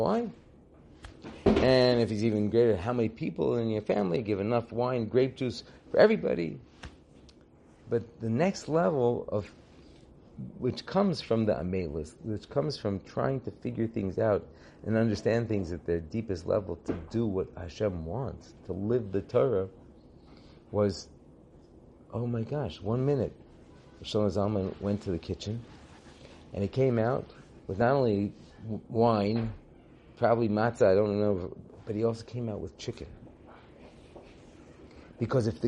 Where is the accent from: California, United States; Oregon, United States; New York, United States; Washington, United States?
California, United States; I grew up in California